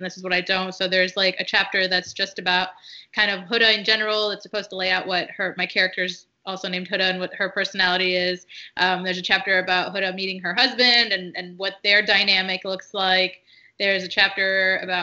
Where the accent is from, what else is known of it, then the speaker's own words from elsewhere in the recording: United States; first language Arabic; English is a second language; a Muslim woman who was born and raised in America, living in America